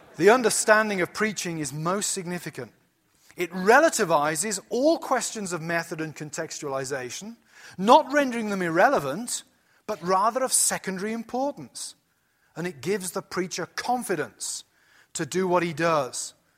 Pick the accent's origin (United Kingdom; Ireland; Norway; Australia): United Kingdom; moved away as an adult; now in United States; when you come to America as British